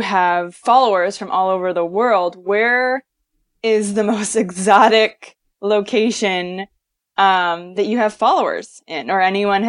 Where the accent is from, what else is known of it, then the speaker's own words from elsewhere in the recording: Vancouver, British Columbia, Canada; now in Los Angeles, United States; Yeah, I'm from Vancouver.